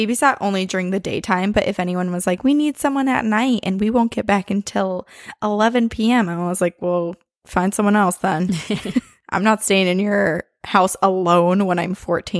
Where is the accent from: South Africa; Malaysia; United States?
Malaysia; I'm a listener from Malaysia.